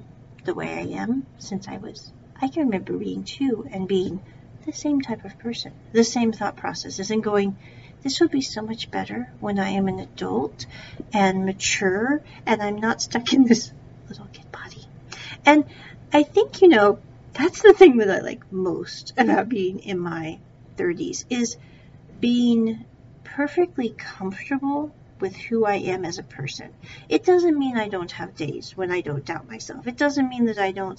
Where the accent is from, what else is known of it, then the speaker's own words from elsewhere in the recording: United States; I was born in America